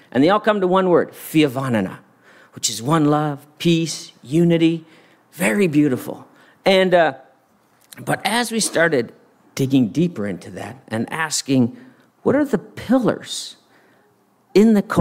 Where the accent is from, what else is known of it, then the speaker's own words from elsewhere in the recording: Madagascar; um, I, I grew up in Madagascar, and Alyssa grew up here in Santa Barbara, so we had very similar childhoods, as you can imagine.